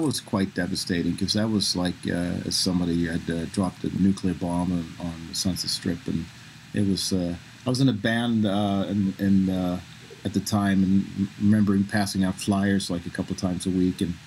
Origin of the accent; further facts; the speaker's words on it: southern Sweden, Sweden; moved away as an adult; now in Los Angeles, United States; I remember growing up in Sweden